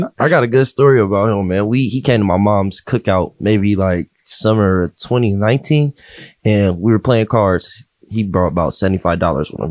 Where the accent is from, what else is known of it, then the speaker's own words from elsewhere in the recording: Pickerington, Ohio, United States; also born or lived in Columbus, Ohio; I grew up in Pickerington